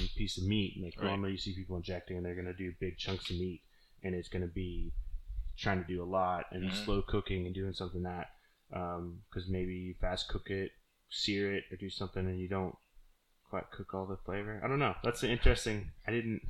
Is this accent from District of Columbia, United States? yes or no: no; Oklahoma, United States; now in Key West, United States; Growing up in Oklahoma